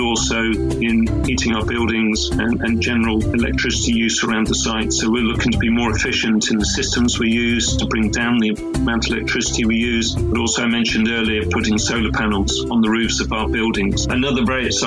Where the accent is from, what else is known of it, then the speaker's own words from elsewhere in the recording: Dorset, South West England, United Kingdom; I grew up in the Dorset countryside, and I lived on a farm